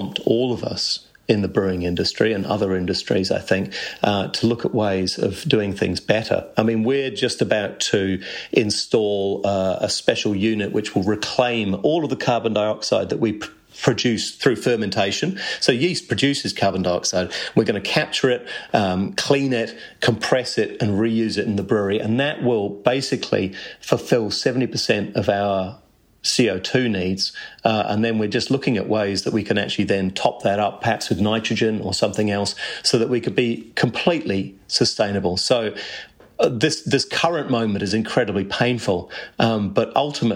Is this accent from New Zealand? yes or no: yes; Canterbury, New Zealand; I grew up in Canterbury